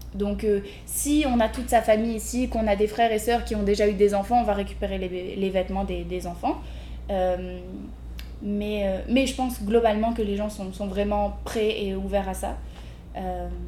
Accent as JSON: {"language": "French", "town": "Lille", "region": "Hauts-de-France", "country": "France", "moved": "as an adult", "lives_now": "Montreal, Canada", "said": "je suis française à la base de Lille"}